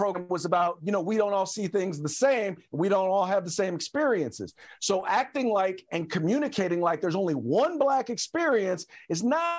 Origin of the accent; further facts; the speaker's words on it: Richmond, California, United States; I grew up in Richmond, California.